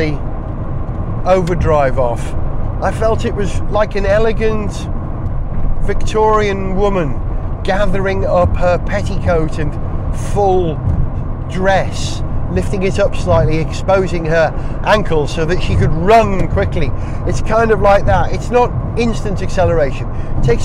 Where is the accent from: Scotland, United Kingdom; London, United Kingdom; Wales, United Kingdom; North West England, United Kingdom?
Wales, United Kingdom; as a Welshman